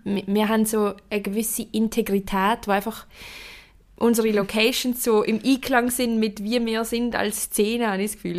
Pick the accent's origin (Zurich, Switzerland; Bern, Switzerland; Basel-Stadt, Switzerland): Basel-Stadt, Switzerland; Basel; bin als Baslerin Zürcher Meisterin geworden